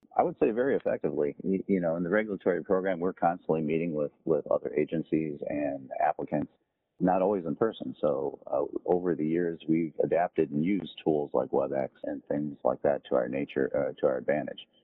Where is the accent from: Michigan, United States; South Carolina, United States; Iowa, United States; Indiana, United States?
Indiana, United States; Northwest; moved away as an adult; also born or lived in Louisville / Honolulu / Jacksonville; I'm originally from Northwest Indiana, so I, I, grew up in a rural area that is close to Chicago, about 40 miles outside of Chicago.